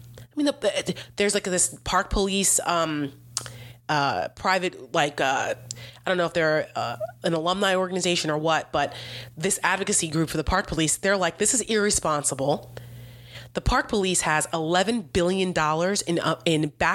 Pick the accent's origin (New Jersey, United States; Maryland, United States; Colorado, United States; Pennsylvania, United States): New Jersey, United States; I'm from New Jersey.